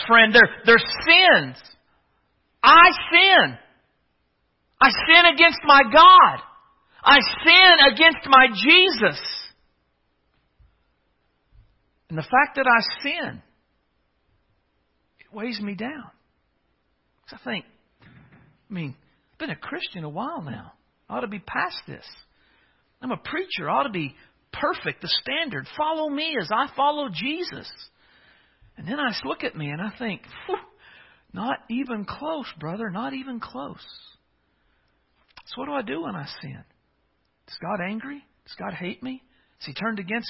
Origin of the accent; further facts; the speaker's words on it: United States; I come from a small town. I've joked before, but I come from Pickett Center